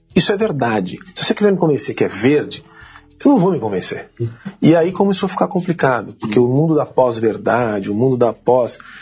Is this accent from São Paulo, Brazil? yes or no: yes; São Paulo, Brazil; Nasci aqui em São Paulo